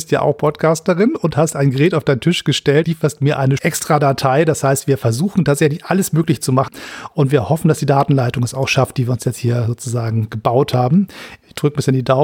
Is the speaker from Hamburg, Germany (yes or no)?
yes; Hamburg, Germany; Ich bin Hamburger